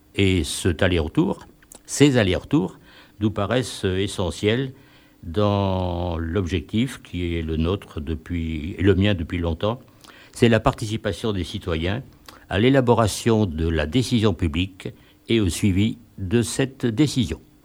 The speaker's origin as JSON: {"language": "French", "town": "Grenoble", "region": "Auvergne-Rhône-Alpes", "country": "France", "said": "habitant de Grenoble et militant associatif depuis pas mal de temps"}